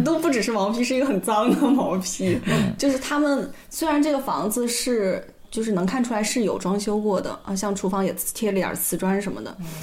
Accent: Weihai, Shandong, China; moved away; 我回到威海还有一个家

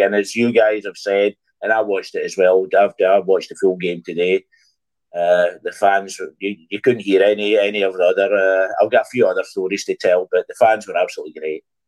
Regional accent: Scotland, United Kingdom; now in Germany; I'm Scottish. I'm Scottish. Uh, I just live in Germany.

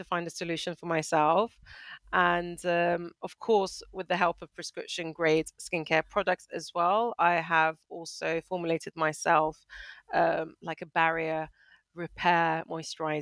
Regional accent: Northern Cyprus, Cyprus; also born or lived in United Kingdom / Manchester / France; now in Malaysia; I am originally from Cyprus, from Northern Cyprus, but I'm British, currently residing in Malaysia

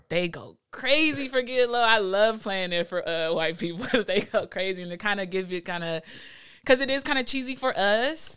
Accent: Los Angeles, California, United States; I'm from West L A. Um, 'cause I went to high school and middle school in West L

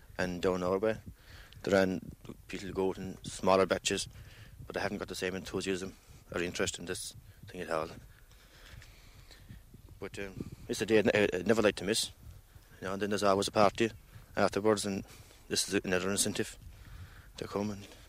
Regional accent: Ireland; I come from Cordell

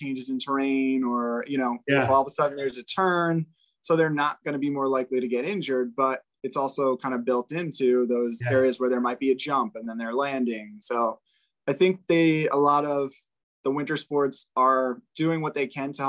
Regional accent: New York, United States; I'm born and raised in New York. I'm a native New Yorker

